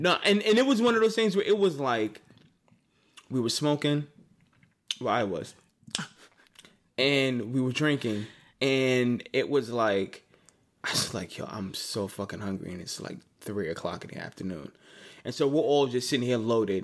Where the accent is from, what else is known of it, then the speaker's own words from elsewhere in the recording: New York, United States; I'm from New York.